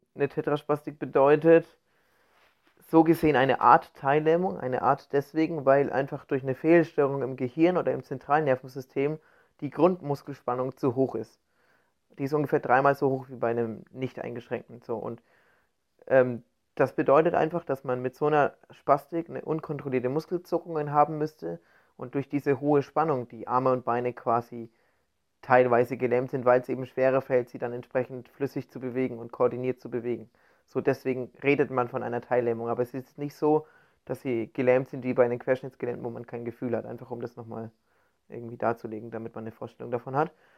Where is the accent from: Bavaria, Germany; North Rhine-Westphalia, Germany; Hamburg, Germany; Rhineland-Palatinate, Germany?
Bavaria, Germany; now in Cologne, Germany; ich komme ja nicht aus Köln, ich komme gebürtig aus Bayern